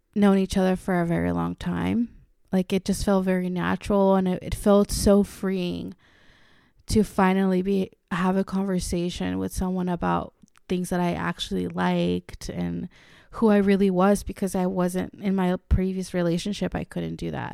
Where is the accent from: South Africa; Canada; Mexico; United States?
Mexico; moved away; I am Mexican. I was born in Mexico and raised in the Latin culture all my life.